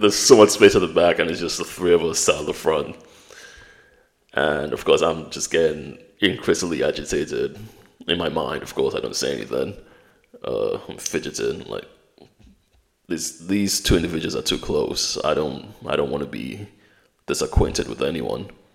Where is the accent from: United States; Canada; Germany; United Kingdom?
United Kingdom; also born or lived in Nigeria; I've got a British passport.